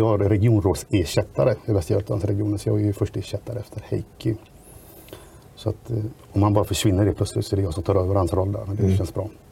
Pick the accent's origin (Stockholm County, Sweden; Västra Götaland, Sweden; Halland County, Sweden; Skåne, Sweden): Västra Götaland, Sweden; Grästorp; Jag kommer från Grästorps kommun, världens bästa kommun